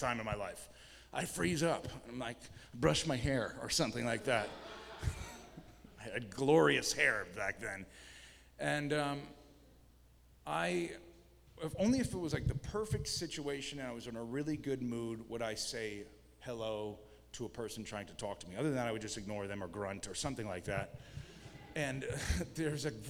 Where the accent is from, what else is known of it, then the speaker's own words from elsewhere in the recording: New York, United States; moved away; also born or lived in Portland, Oregon; I was from New York State and my parents were New Yorkers